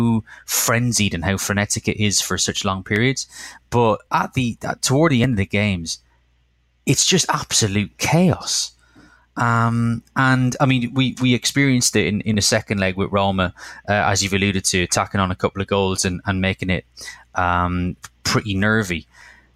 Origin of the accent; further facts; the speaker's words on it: Cork, Munster, Ireland; in a bar in Cork, my hometown